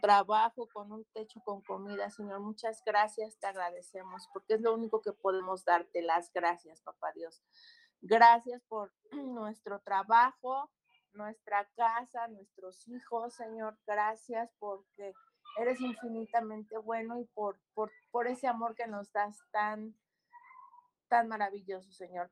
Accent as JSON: {"language": "Spanish", "town": "Cuautla", "region": "Morelos", "country": "Mexico", "said": "mayoría somos de aquí de Cuautla, ¿no? Somos cuatro maestros de Cuautla"}